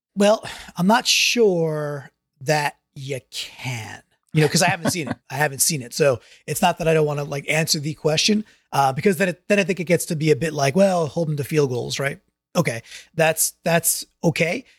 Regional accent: New York, United States; I grew up in New York

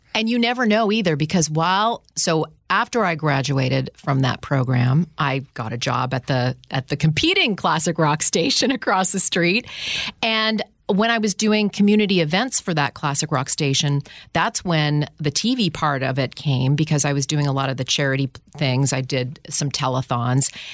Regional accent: Ottawa, Ontario, Canada; moved away as an adult; also born or lived in Toronto, Ontario, Canada / Houston, Texas; I grew up in Ottawa. I moved to Houston, Texas in two thousand

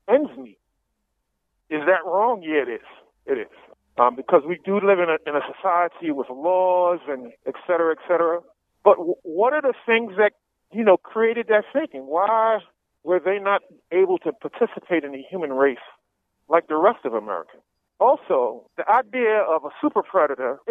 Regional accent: New York City, New York, United States; I grew up in Washington Heights, which is just above Harlem

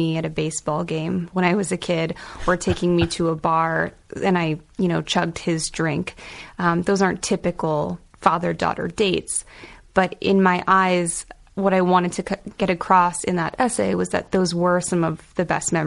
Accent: Boca Raton, Florida, United States; also born or lived in Hawaii; now in New York City, United States; Growing up in Boca Raton, Florida, in a very privileged Jewish community

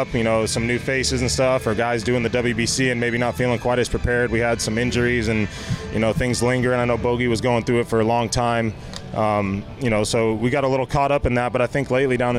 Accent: San Diego, California, United States; being a kid from San Diego, playing in my hometown

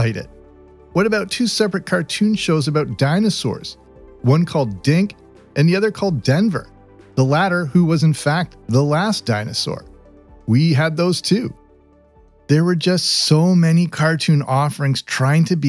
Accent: Canada; I grew up in Canada

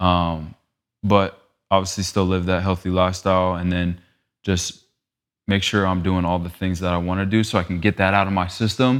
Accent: Phoenix, Arizona, United States; also born or lived in Los Angeles; growing up in Arizona

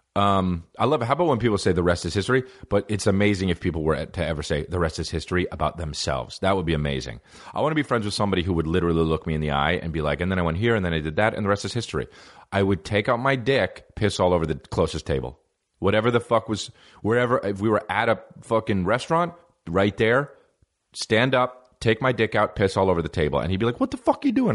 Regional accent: New Jersey, United States; I'm from New Jersey

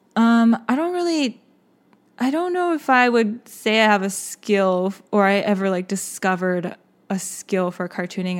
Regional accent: Austin, Texas, United States; also born or lived in Seoul, South Korea; my family immigrated to Austin, Texas, uh, when I was six

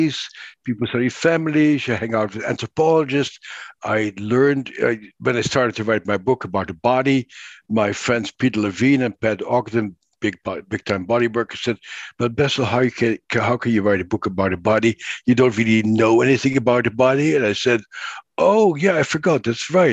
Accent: Netherlands; moved away; I grew up in the Netherlands, and I was born at the end of the Second World War in an occupied country

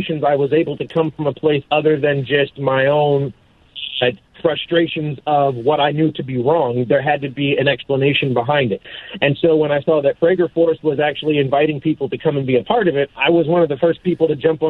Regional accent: Vineland, New Jersey, United States; I'm in Vineland, New Jersey. That's my hometown

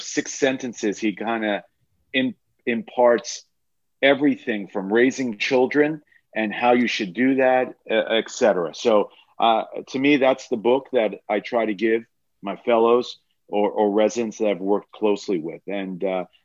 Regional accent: New York, United States; also born or lived in Alabama; We're from New York

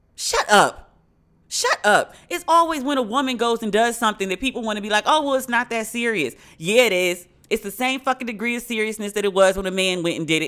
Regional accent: Prince George's County, Maryland, United States; I'm from Maryland, but I'm from PG next to DC

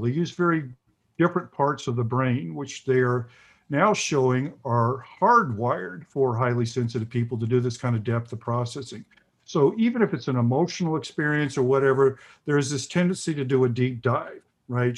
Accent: the South, United States; I grew up in the South in the 50s, late 50s, early, and 60s, and the early 70s

